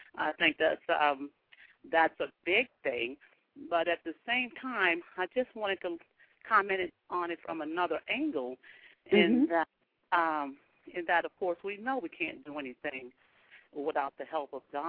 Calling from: New Orleans, Louisiana, United States; I am calling from New Orleans, Louisiana.

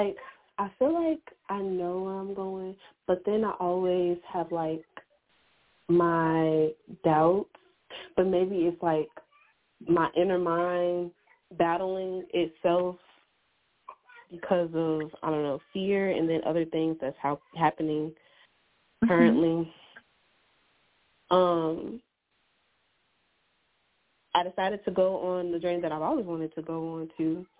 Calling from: Iowa, United States

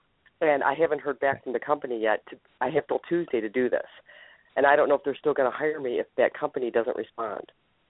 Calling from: Ohio, United States

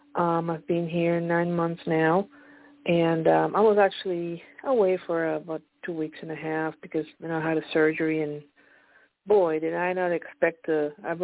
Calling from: Pennsylvania, United States; I'm calling from Pennsylvania

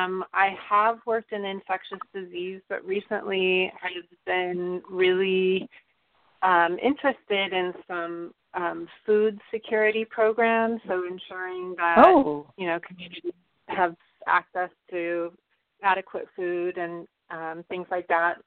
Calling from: California, United States; Hi, Phyllis. This is … from the Bay Area.

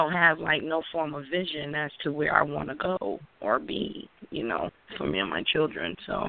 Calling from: Connecticut, United States; Mm-hmm. I'm calling in from Connecticut.

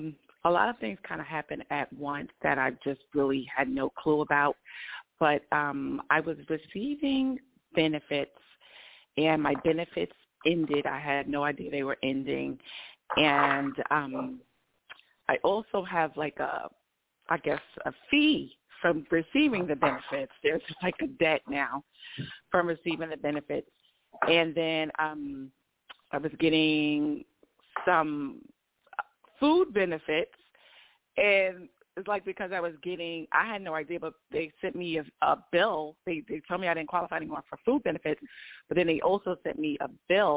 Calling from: Georgia, United States; I'm in Georgia.

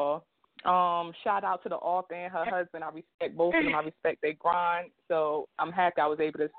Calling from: New Jersey, United States; Good evening … calling from Jersey.

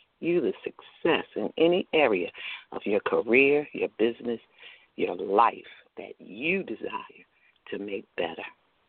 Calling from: Chesterfield, Virginia, United States; I am calling in from Virginia, the Richmond area, Chesterfield, to be specific.

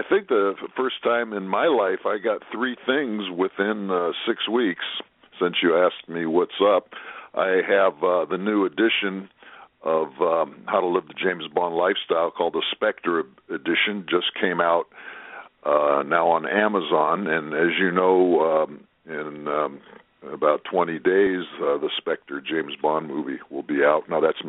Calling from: Japan; I'm calling in from Japan, you only live twice line, land, I should say, only live twice land.

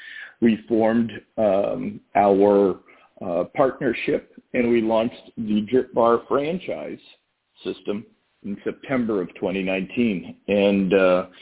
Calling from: Massachusetts, United States

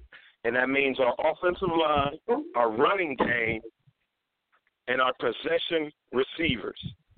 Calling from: Cleveland, Ohio, United States; I'm calling from Cleveland, Ohio

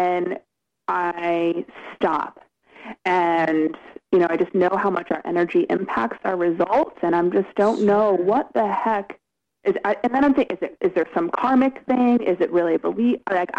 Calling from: Connecticut, United States; Yeah, no, I'm in Connecticut right now.

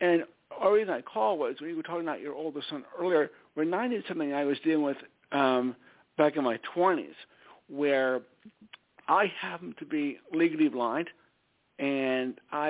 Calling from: Stamford, Connecticut, United States; from Stamford, Connecticut.

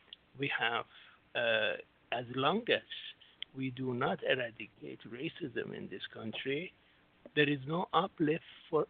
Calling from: Singapore; I'm Singapore right now, yes.

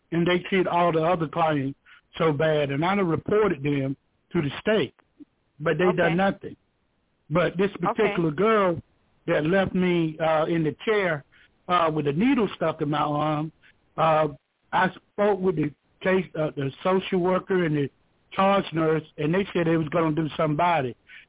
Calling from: Georgia, United States; I'm calling from Georgia.

